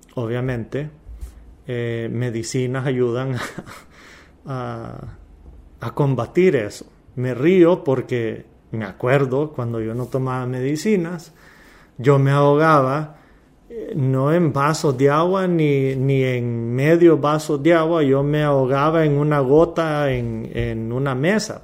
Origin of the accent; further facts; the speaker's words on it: Honduras; Somos hondureños